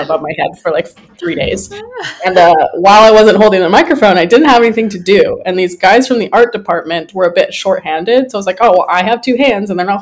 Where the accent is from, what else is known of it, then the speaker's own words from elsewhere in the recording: Lethbridge, Alberta, Canada; moved away as an adult; also born or lived in California / Taiwan; now in Vancouver, Canada; So I'm Canadian originally. I grew up in Lethbridge, Alberta